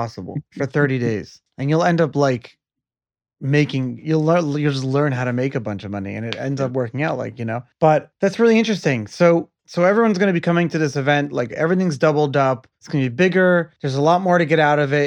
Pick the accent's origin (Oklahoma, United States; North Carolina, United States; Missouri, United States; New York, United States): New York, United States; now in Florida, United States; I'm from New York